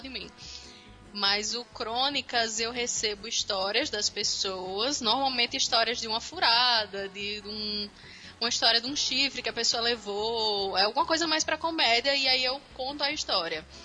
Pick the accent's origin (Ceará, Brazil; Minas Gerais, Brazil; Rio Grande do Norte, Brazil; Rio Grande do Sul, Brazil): Rio Grande do Norte, Brazil; Natal; also born or lived in Campinas, São Paulo; Eu nasci em Campinas, São Paulo, mas eu fui para Natal com 5 anos